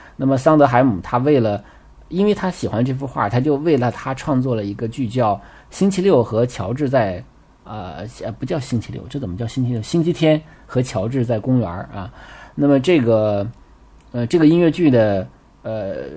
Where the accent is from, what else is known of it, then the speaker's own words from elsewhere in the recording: China; 我们中国人叫猴山